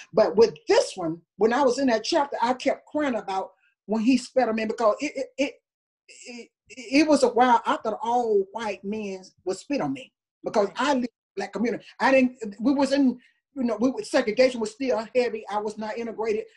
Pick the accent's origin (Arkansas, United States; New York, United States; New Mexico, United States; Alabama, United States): Alabama, United States; Tuscaloosa; I was raised in Tuscaloosa, Alabama